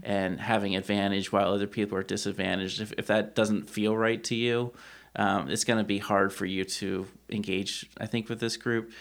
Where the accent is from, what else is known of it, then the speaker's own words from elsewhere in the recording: Lancaster County, Pennsylvania, United States; a straight white male who was born and raised in Lancaster County